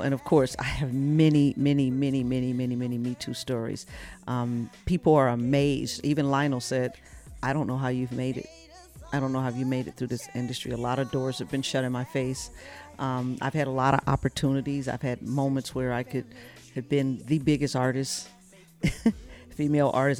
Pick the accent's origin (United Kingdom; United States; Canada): United States; Flint, Michigan; I come from Flint, Michigan